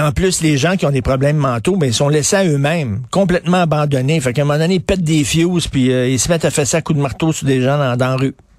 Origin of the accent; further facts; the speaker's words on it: Montreal, Quebec, Canada; j'ai grandi à Verdun